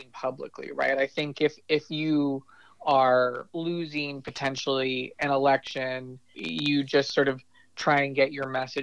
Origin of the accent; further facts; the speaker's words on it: Bay Area, California, United States; now in Sacramento, United States; I grew up in the Bay Area myself